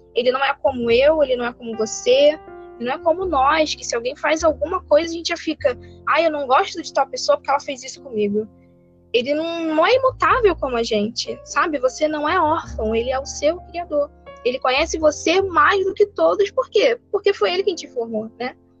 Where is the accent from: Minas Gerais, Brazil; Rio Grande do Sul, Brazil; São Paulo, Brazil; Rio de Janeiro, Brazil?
Rio de Janeiro, Brazil; Belford Roxo; eu sou do Rio de Janeiro, né? Sou de Belfor Roxo